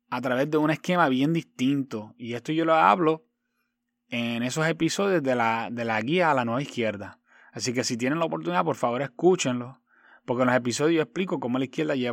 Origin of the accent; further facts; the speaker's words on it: Puerto Rico; Como puertorriqueña y antillana, lo que no quiero para la patria cubana, tampoco lo quiero para mi isla borincana.